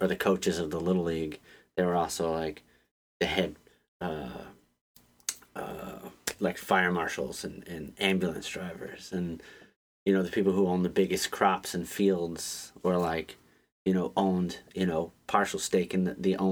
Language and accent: English; Pine Island, Florida, United States; moved away as an adult; now in Baltimore, United States; Then we went down to South Florida. It was like Fort Myers, Pine Island. And I spent 20 years on an island.